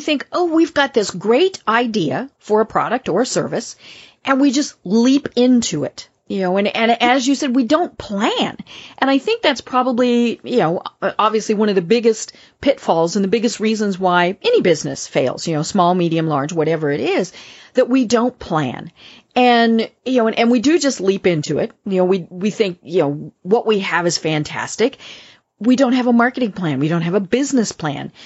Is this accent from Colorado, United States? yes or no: yes; Colorado, United States; my home state